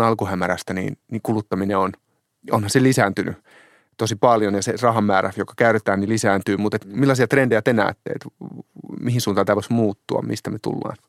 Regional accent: Hämeenlinna, Kanta-Häme, Finland; olen kotoisin Hämeenlinnasta

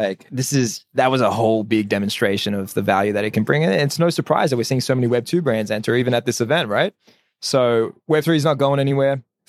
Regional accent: Sydney, New South Wales, Australia; I was born and raised in Sydney. Ethnic background is Assyrian.

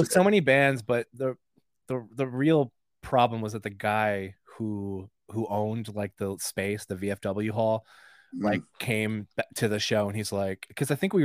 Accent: Nyack, New York, United States; now in New York City, United States; When I was living in like Nyack

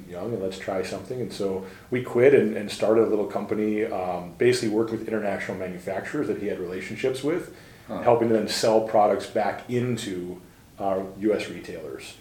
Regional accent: New Hope, Minnesota, United States; I grew up right in the Twin Cities in New Hope, Minnesota, Minnesota kid, born and raised

